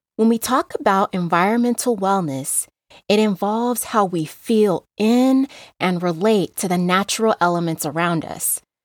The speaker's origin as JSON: {"language": "English", "town": "Las Vegas", "region": "Nevada", "country": "United States", "tie": "born or raised there", "said": "I grew up in Las Vegas"}